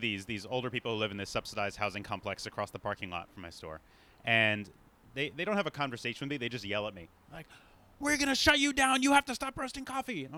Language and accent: English; New York City, New York, United States; moved away; also born or lived in Montreal / Los Angeles; I'm from Brooklyn originally